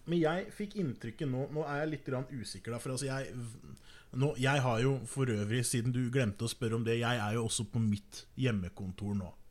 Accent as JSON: {"language": "Norwegian", "country": "Norway", "said": "jeg er norsk"}